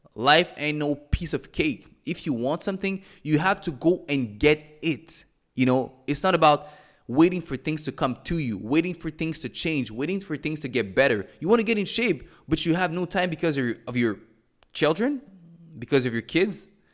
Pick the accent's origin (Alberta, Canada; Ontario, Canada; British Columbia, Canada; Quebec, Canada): Quebec, Canada; Montreal; moved away as an adult; also born or lived in Cameroon; now in Mexico; I was born in Cameroon. I was raised in Montreal. I currently live in Mexico